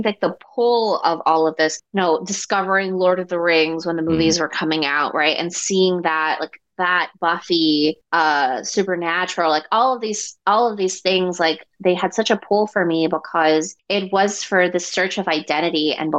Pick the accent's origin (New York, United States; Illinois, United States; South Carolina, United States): New York, United States; New York City; also born or lived in Ecuador; I grew up in Queens, New York. I was born in Ecuador, of course. And we immigrated when I was around six.